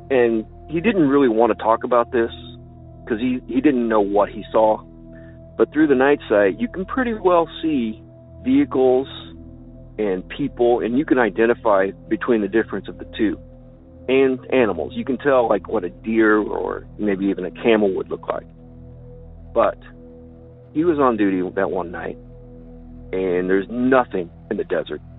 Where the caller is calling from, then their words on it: Illinois, United States; from Land of Lincoln.